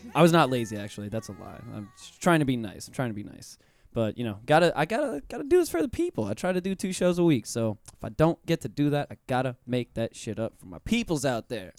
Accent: Pensacola, Florida, United States; also born or lived in Orlando, Florida; I'm originally from Pensacola

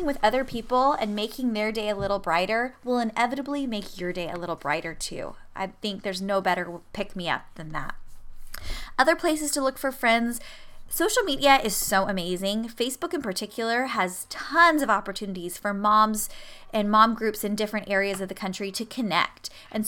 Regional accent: San Diego, California, United States; also born or lived in Michigan; So a couple years ago when I moved back to San Diego from Michigan, I didn't really have that many friends, even though I'm from there

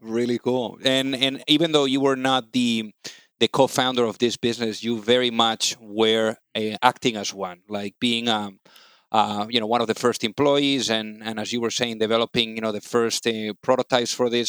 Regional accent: Spain; now in United States; I'm also from Spain

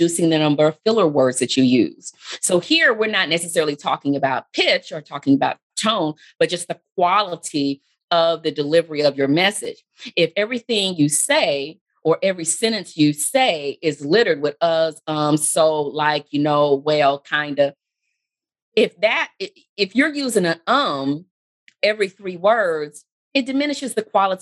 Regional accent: Texas, United States; being from Texas myself. And as the years pass, I get lazier and lazier with controlling the accent that I have

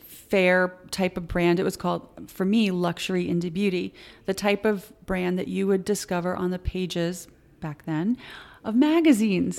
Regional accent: Connecticut, United States

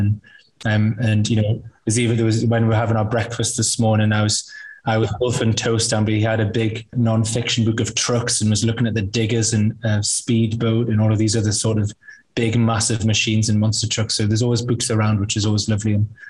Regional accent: United Kingdom; I think that's a really important point, really, that I am white British.

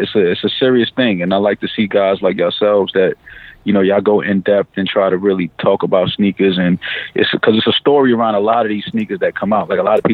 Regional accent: New York City, New York, United States; growing up in New York

